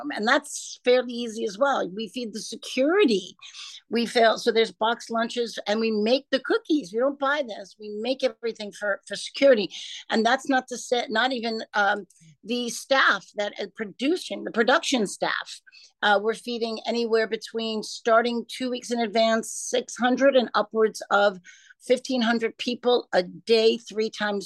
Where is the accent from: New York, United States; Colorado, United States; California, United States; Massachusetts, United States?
New York, United States; New York City; I grew up in Brooklyn, New York